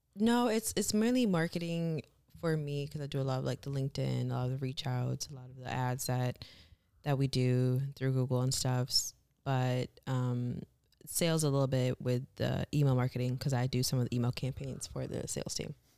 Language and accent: English; Michigan, United States; also born or lived in Kenya; I was born in Kenya, raised in Michigan